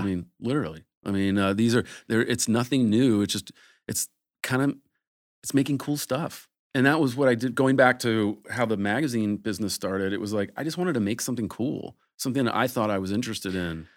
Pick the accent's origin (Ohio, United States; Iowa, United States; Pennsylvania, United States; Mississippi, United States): Ohio, United States; now in Los Angeles, United States; I grew up in Ohio